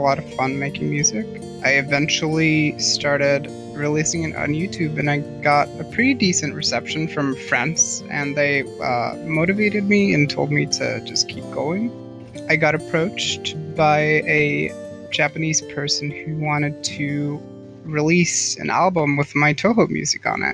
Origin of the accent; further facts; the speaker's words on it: Norway; I am a musician from Norway.